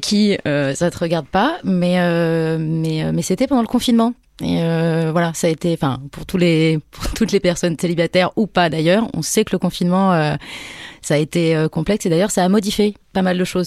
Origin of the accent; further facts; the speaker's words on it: near Poitiers, Nouvelle-Aquitaine, France; now in Paris, France; je viens du centre de la France, à côté de Poitiers